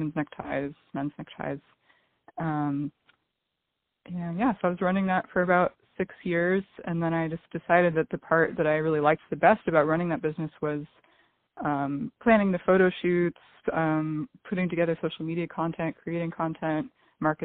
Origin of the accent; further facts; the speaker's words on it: Silicon Valley, California, United States; moved away as an adult; also born or lived in Los Angeles; I grew up in Silicon Valley, so I think I was always kind of surrounded by the culture of entrepreneurship